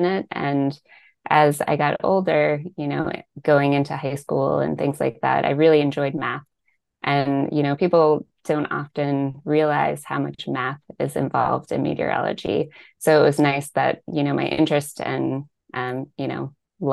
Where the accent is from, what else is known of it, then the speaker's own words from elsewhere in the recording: Northern Virginia, United States; I'm from Northern Virginia, from the DC area